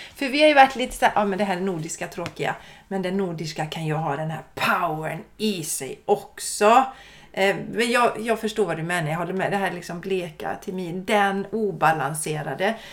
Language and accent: Swedish; Sweden; vi svenskar